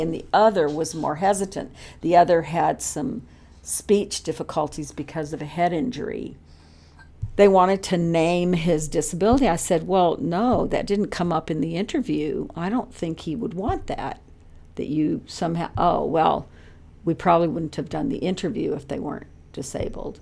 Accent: Texas, United States; growing up in Texas

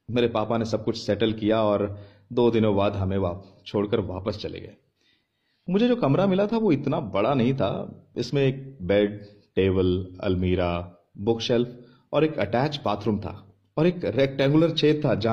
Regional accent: Kolkata, West Bengal, India; मैं कोलकाता से हूं इसलिए मैंने अपना बैग पैक करना शुरू कर दिया और हम अगले दिन ही पहुंच गए कोटा

